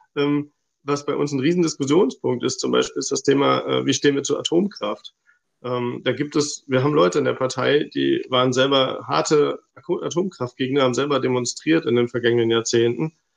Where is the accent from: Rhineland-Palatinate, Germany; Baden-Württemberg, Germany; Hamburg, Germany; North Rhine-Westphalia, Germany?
North Rhine-Westphalia, Germany; Hilden; moved away as an adult; also born or lived in Stuttgart; now in Nuremberg, Germany; ich komme ursprünglich aus Hilden im Rheinland äh, zwischen Düsseldorf und Köln.